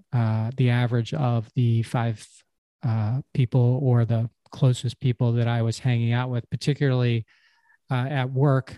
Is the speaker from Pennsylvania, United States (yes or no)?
yes; Havertown, Pennsylvania, United States; when I was a kid growing up in Havertown, it's a little town in Pennsylvania near Philadelphia